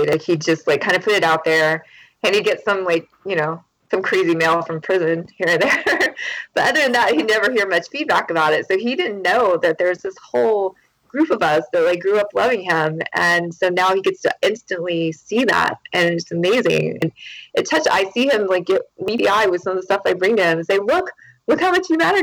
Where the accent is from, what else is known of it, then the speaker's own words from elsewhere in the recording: Charleston, South Carolina, United States; I lived all over South Carolina and North Carolina, but Charleston's where I'm from